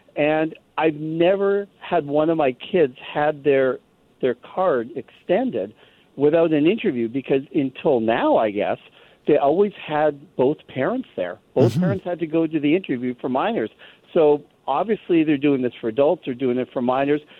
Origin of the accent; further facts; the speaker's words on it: Canada; now in United States; my feeling as a Canadian who lives in the U.S.